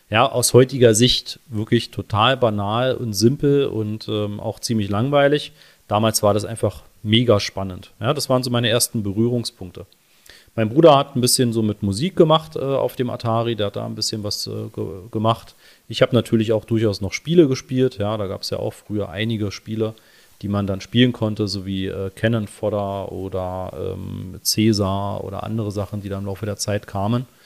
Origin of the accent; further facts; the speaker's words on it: Berlin, Germany; born there; Ja, wir sind beide gebürtige Berliner, leben auch beide noch in Berlin, beziehungsweise wir leben beide am Stadtrand.